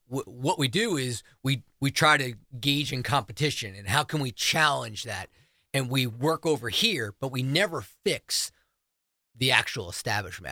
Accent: New Jersey, United States; now in South Carolina, United States; I'm from New Jersey

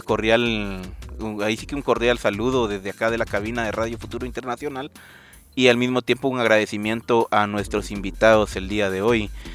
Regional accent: Guatemala; lo que hemos hecho como, como chapines

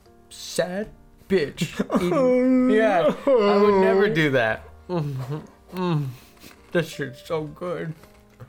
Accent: Long Beach, California, United States; my hometown

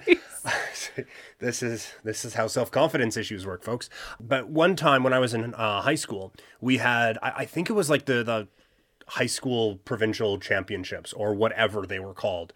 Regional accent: southern Saskatchewan, Canada; now in Alberta, Canada; my, my hometown, is, like, the biggest of the small towns in southern Saskatchewan

